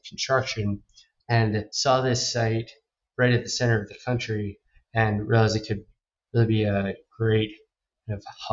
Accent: New York, United States; also born or lived in St. Louis; I grew up in New York

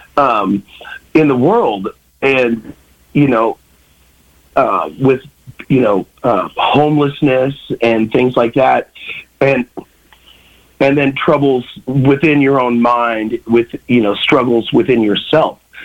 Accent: Kansas City, Missouri, United States; I grew up in Kansas City, Missouri

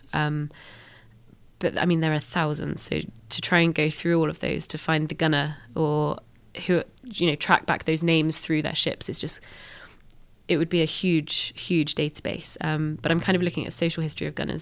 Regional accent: United Kingdom; we're British

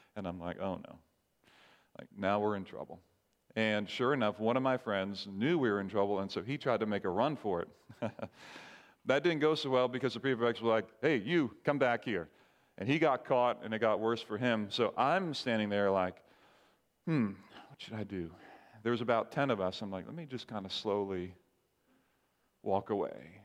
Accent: Barbados; moved away; I grew up in the Caribbean island called Barbados

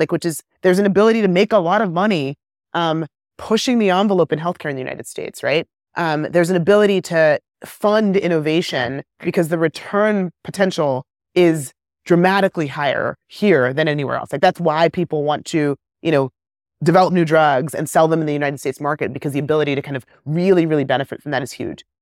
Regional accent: Kenya; moved away; also born or lived in England / West Africa; I grew up in Kenya at the height of the AIDS epidemic

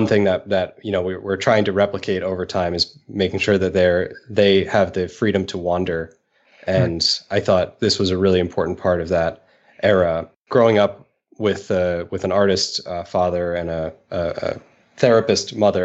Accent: New York City, New York, United States; Growing up in New York is amazing

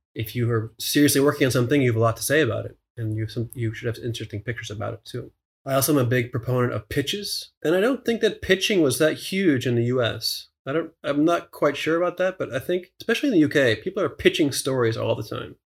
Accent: Pennsylvania, United States; a small town in Pennsylvania, sort of near my hometown

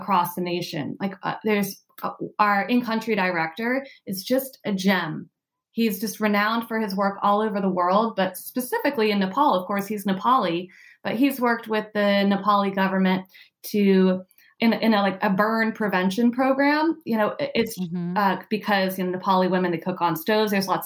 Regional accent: United States; also born or lived in Oregon; I'm American

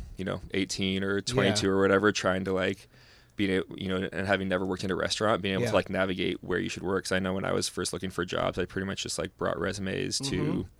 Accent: California, United States; and just growing up in California, you know, surrounded by such great produce.

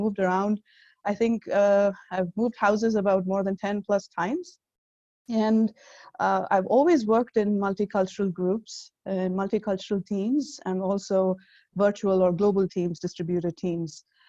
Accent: India; now in United States; I moved here about more than 12 years ago, actually, and I'm originally from India.

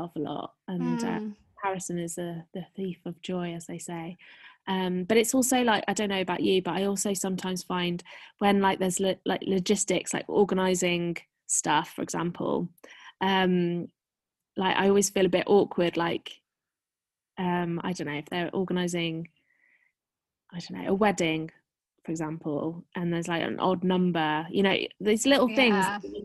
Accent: Shropshire, West Midlands, United Kingdom; born or raised there; moved away as an adult; also born or lived in London / Berlin

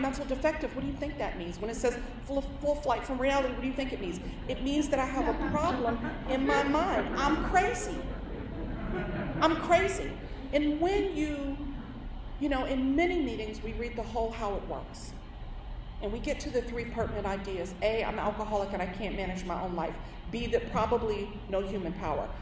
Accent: New York City, New York, United States; I'm born and raised in New York City

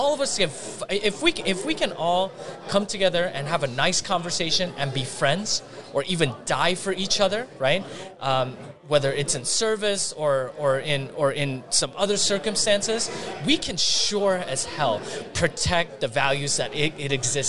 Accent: South Korea; now in United States; because I'm an immigrant from South Korea. There were U.S. servicemen that gave their lives so that I have the rights that I have.

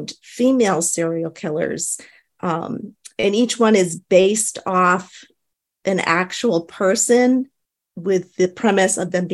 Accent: New Hampshire, United States; moved away as an adult; now in Tennessee, United States; I am originally from New Hampshire. I've been living in Tennessee for about 8 years now.

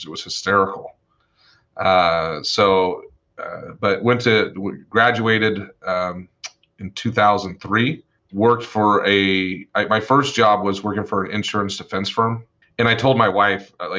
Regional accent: Las Vegas, Nevada, United States; also born or lived in Twin Falls, Idaho / Boise, Idaho; Originally, I am from Twin Falls, Idaho, then moved to Boise. And then in 1986, my family moved to Las Vegas

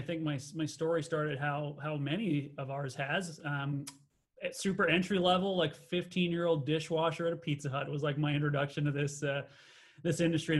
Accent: Winnipeg, Manitoba, Canada; moved away as an adult; I came over here from Winnipeg to run an Elephant and Castle back in the day

